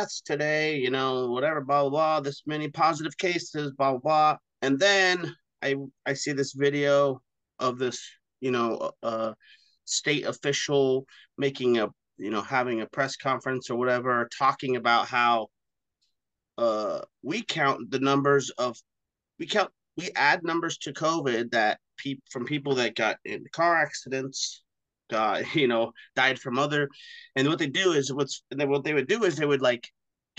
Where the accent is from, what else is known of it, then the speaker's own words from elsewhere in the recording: Oregon, United States; here in Oregon when I was a kid